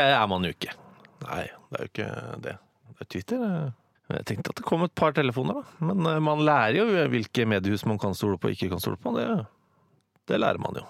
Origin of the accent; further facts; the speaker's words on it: Oslo, Norway; Jeg er født på Abelsø i Oslo. Uh, dype Oslo øst.